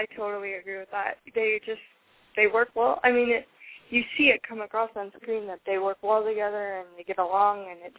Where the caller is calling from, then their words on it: Midwest, United States; I'm here from the Midwest